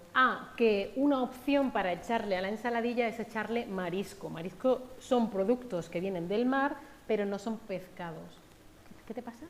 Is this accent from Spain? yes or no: yes; Spain; los dos somos españoles